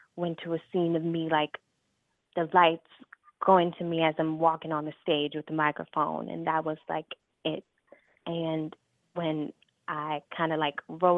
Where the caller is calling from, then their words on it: Chicago, Illinois, United States; I'm calling from Chicago